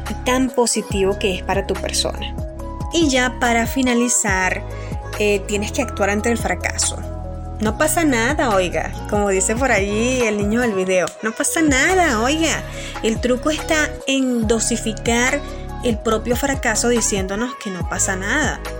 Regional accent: Churuguara, Falcón, Venezuela; sobre todo de donde vengo, de Churuguar, Estado Falcón, Venezuela, eh, las pérdidas eh, sobre el COVID, ¿no? hemos perdido muchísimas personas valiosas para nuestra ciudad

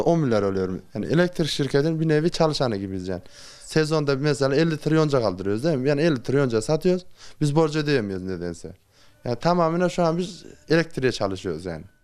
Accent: Aksaray Province, Turkey; ben burada doğdum büyüdüm

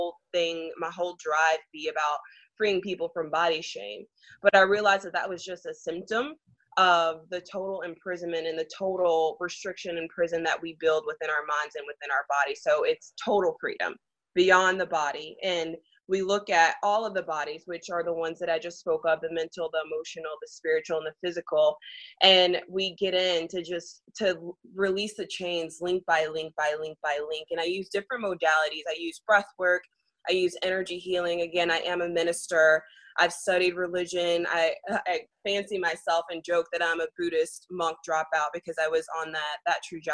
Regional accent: Nashville, Tennessee, United States; moved away; Nashville, which is my hometown

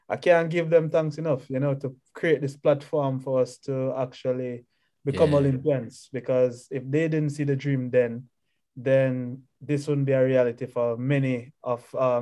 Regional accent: Mile Gully, Manchester, Jamaica; also born or lived in Mandeville, Jamaica; Born in Mandeville, Manchester. And then I grew up within Manchester, which is central Jamaica. Mostly in Mile Gully.

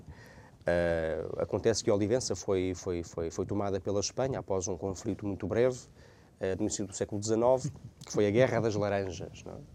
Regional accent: Portugal; nós que somos portugueses

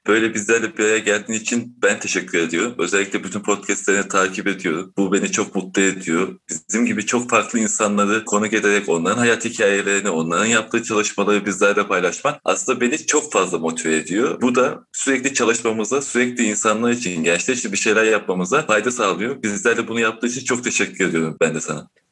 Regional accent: Çarşamba, Samsun, Turkey; ben Çarşamba'da doğdum büyüdüm. Çarşambalıyım

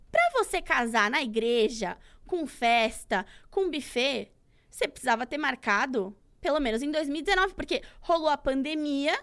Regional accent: Santos, São Paulo, Brazil; uma corrida que é importante lá da minha cidade

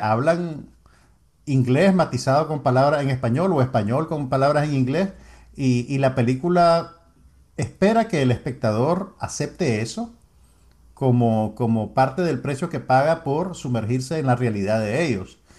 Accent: Nicaragua

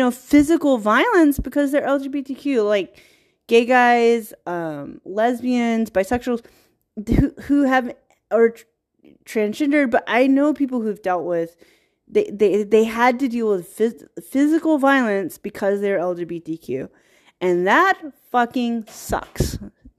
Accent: Virginia, United States; And then I grew up around Black culture. I grew up in small town Virginia where it's like 48% African American and like the rest, white people.

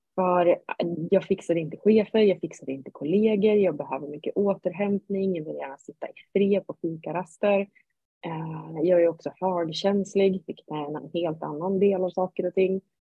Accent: Sundsvall, Västernorrland County, Sweden; jag kommer upp från Norrland, Sundsvall.

